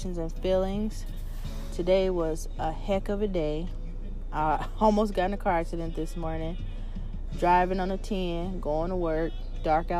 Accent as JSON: {"language": "English", "country": "United States", "said": "I love being an American, African American."}